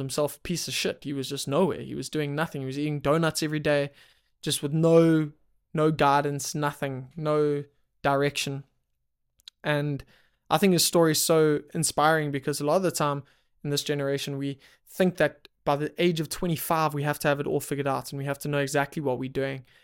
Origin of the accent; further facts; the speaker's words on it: South Africa; I'm from South Africa